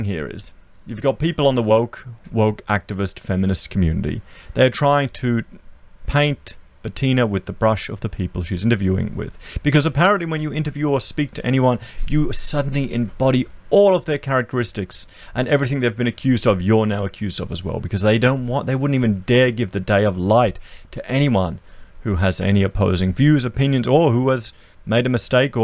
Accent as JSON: {"language": "English", "country": "Australia", "said": "I'm an Australian"}